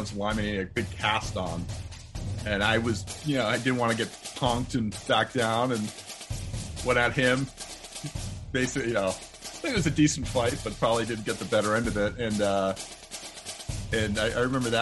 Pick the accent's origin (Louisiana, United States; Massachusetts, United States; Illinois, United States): Massachusetts, United States; Boston; I grew up in the Boston area